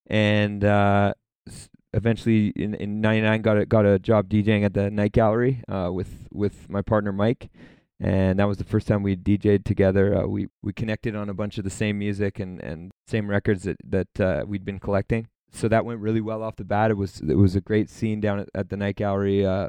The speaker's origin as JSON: {"language": "English", "town": "Calgary", "region": "Alberta", "country": "Canada", "tie": "born or raised there", "also_born_or_lived": "London, Ontario", "said": "So I'm also born and raised in Calgary."}